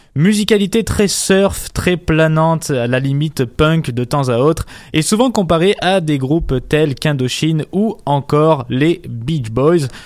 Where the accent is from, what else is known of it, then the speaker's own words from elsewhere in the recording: Montreal, Quebec, Canada; chez nous à Montréal